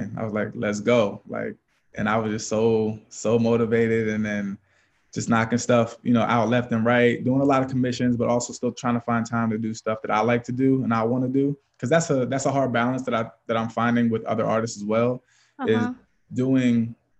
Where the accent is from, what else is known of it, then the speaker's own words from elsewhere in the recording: Lancaster, Pennsylvania, United States; moved away as an adult; now in Erie, United States; I'm from Lancaster, Pennsylvania, so it's about 5 hours from here, Eastern PA